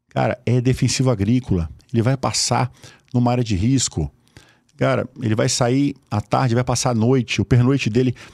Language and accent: Portuguese; Osasco, São Paulo, Brazil; eu sou de Osasco